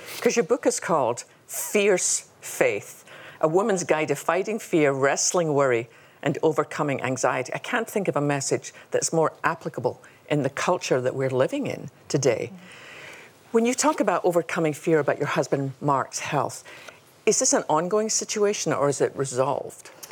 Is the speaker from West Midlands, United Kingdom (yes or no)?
no; Scotland, United Kingdom; we both had funny accents. You know, she's Australian and I'm Scottish.